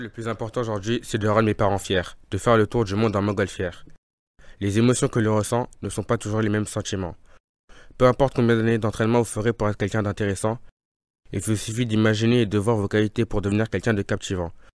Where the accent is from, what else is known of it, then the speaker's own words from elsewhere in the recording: Vaulx-en-Velin, Auvergne-Rhône-Alpes, France; J'ai grandi au Mas du Taureau, un quartier qui a mauvaise presse